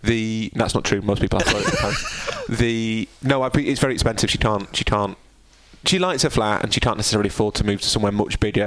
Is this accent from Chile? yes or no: no; United Kingdom; I am inherently British